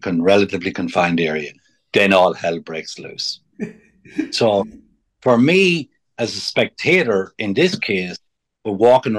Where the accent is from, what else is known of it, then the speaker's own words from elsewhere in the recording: Ireland; now in United States; when I was a young fella growing up in Ireland before I came to America